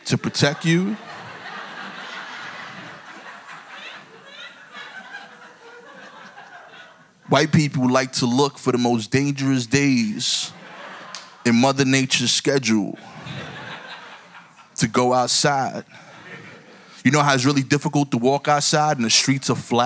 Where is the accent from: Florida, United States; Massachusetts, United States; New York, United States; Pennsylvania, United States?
New York, United States; New York City; I'm from East New York, Brooklyn